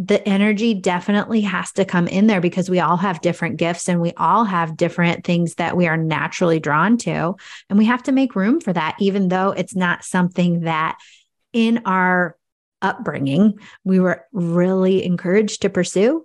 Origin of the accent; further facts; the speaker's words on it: Cascade, United States; I'm from Cascade, which is a population of about 2,500